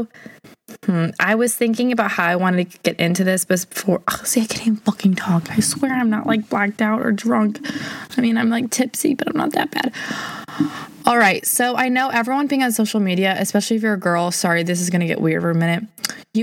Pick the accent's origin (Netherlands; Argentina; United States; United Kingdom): United States; St. Louis, Missouri; I'm from St. Louis. I've lived here my whole life